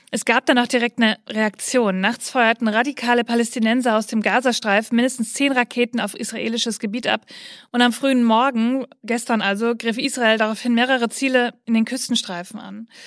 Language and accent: German; Bavaria, Germany; Wir kommen aus Bayern und sind katholisch und da ist das einfach noch so. Wir sind so aufgewachsen, ich singe in einem Kirchenchor